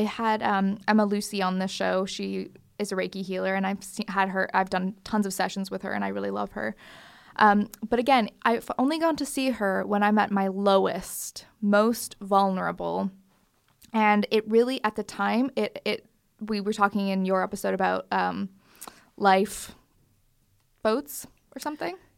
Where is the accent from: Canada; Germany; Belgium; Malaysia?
Canada; moved away; growing up in Canada, we used to just leave our front door wide open